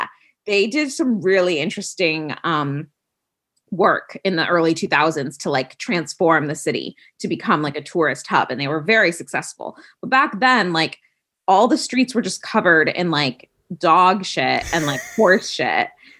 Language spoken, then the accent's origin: English; Vienna, Austria; So it was an odd experience in that we went to the American International School. So we very much lived in a bubble because we went to an American school.